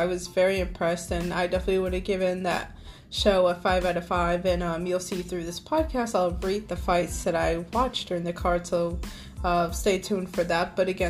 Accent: Arkansas, United States; He's from Louisiana, pretty close to where I'm from. I'm from Arkansas

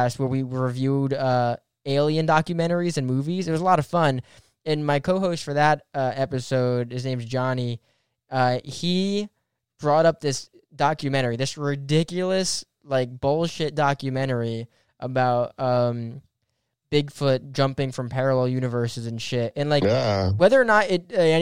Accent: New Jersey, United States; we're from New Jersey

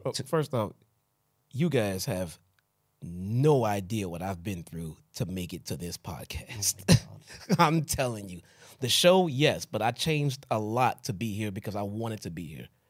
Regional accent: Chicago, Illinois, United States; I'm from Chicago

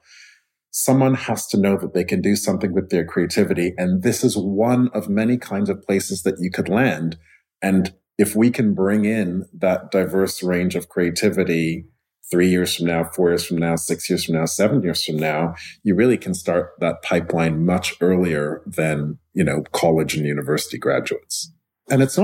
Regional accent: Montreal, Quebec, Canada; I grew up in Montreal

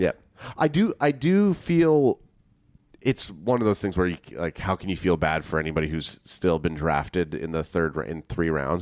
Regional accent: Canada; we're from Canada

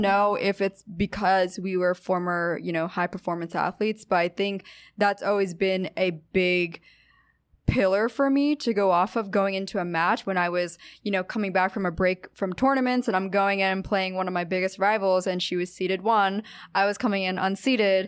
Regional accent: Pennsylvania, United States; moved away as an adult; also born or lived in Orange County, California / Los Angeles, California; now in New York, United States; I'm from Pennsylvania, the East Coast

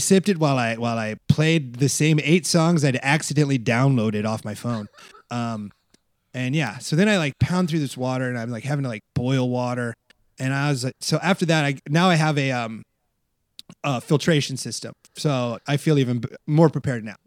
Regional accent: Iowa, United States; now in Los Angeles, United States; I'm from Iowa

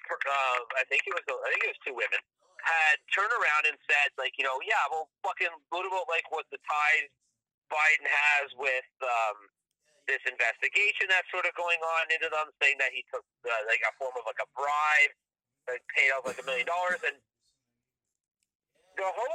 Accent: Canada; I'm Canadian

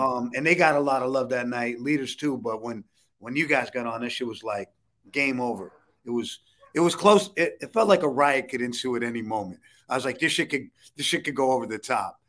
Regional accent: New York City, New York, United States; But I grew up in the Lower East Side

